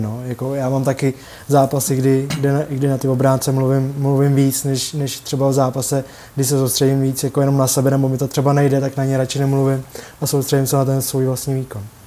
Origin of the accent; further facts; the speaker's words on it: Litvínov, Ústí nad Labem Region, Czechia; já jsem z Litvínova a tam vlastně nic jiného kromě hokeje není